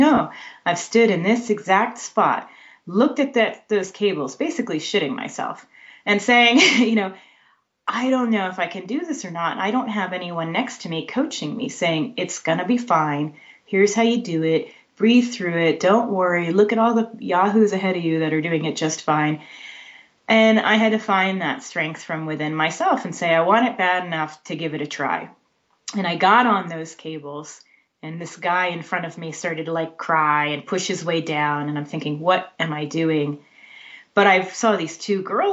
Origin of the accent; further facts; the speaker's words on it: South Texas, United States; now in Bay Area, United States; I grew up in South Texas